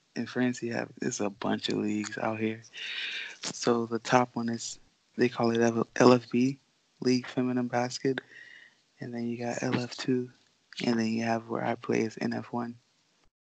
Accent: Florida, United States; also born or lived in Bahamas; I just grew up in Florida

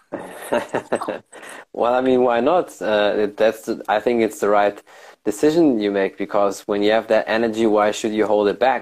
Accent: Germany; I was born and raised in Germany.

